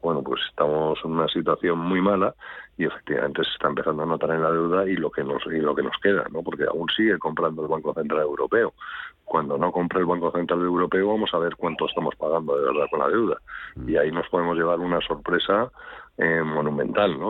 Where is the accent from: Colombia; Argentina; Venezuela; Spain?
Spain; Yo como ciudadano español